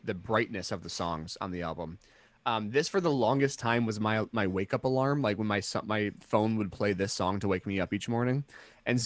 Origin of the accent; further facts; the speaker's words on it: Midwest, United States; We're American